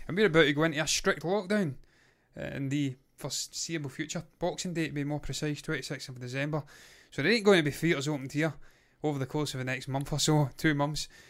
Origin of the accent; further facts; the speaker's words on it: Scotland, United Kingdom; we're Scottish